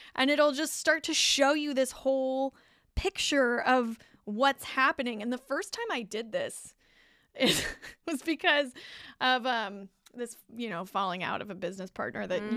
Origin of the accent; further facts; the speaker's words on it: California, United States; I'm a Californian, tried and true. Never been in the snow for more than just a ski trip